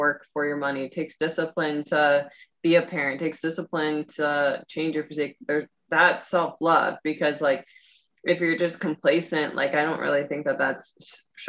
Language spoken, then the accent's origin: English; Midwest, United States; I'm from the Midwest.